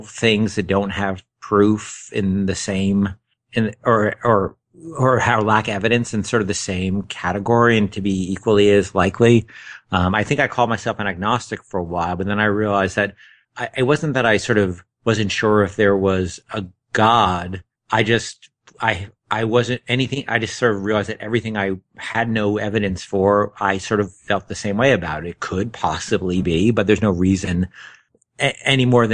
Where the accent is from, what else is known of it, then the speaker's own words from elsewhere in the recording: Northern New Jersey, United States; also born or lived in New York City; I was born in New York City, and I grew up, and a year or so later, I moved to New Jersey